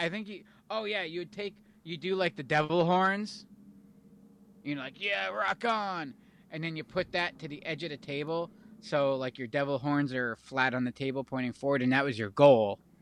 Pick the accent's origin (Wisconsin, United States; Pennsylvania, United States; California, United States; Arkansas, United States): Pennsylvania, United States; we're from Pennsylvania